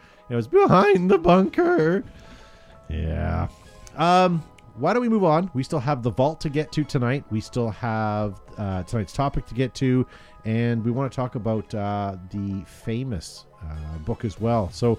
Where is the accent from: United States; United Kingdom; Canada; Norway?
Canada; we are from Canada, and we don't pronounce it right